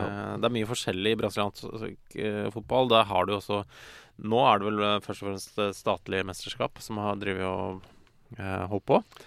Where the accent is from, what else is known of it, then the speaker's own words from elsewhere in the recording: Ski, Akershus, Norway; Jeg er fra Ski kommune